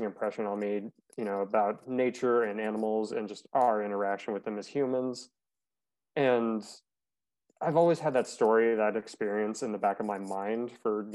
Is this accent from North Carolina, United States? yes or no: no; Arizona, United States; I grew up in Arizona